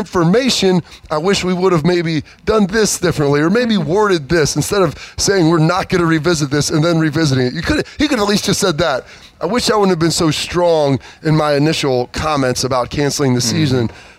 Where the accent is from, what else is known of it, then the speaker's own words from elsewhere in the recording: Iowa, United States; We're from Iowa, big Hawkeye fans.